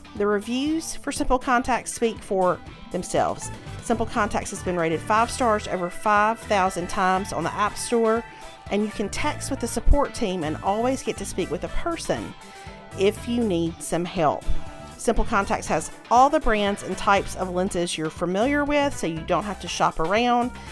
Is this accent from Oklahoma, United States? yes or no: no; Mississippi, United States; moved away; the Ole Miss boosters at the country club in my hometown